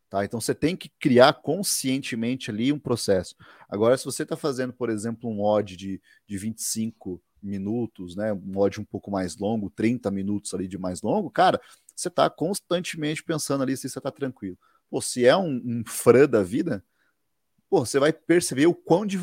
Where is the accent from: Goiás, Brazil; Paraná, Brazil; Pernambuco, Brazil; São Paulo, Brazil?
Paraná, Brazil; Guarapuava; born there; nasci aqui é, em Guarapuava, Paraná.